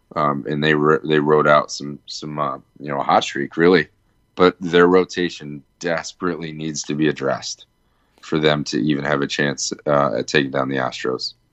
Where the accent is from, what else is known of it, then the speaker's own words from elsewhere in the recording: Virginia, United States; Growing up in Virginia